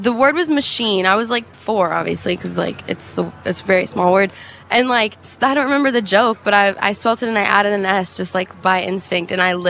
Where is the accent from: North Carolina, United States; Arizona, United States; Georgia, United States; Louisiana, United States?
Arizona, United States; Phoenix; growing up in Phoenix, they had this thing called McDowell Mountain Music Festival that was really fun.